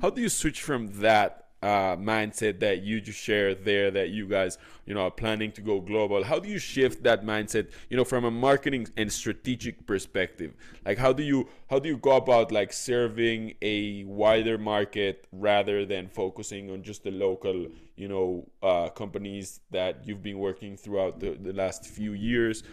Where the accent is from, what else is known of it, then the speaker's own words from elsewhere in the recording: Mexico City, Mexico; moved away; also born or lived in Israel; I was born in Mexico City, then I went to Israel, then I came back